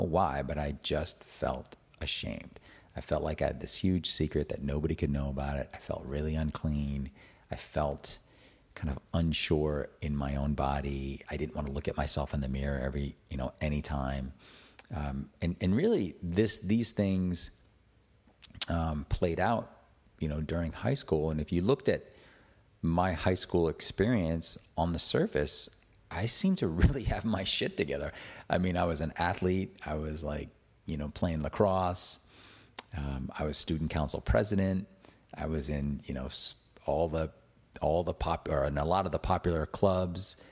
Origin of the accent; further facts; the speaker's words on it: Attleboro, Massachusetts, United States; I grew up in Attleboro, Massachusetts